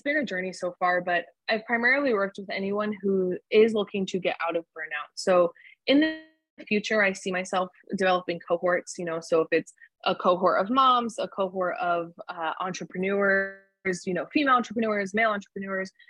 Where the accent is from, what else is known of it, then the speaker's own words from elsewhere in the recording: New Jersey, United States; I'm back at home where I, I'm from New Jersey